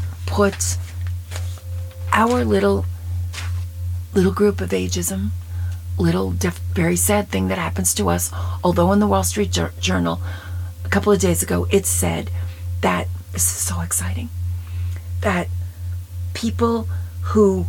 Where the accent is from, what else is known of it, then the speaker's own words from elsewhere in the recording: New York, United States; I was raised in New York, and I was fat in high school